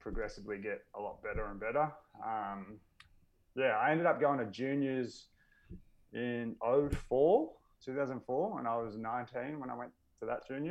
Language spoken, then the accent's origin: English; Melbourne, Victoria, Australia; I grew up in Melbourne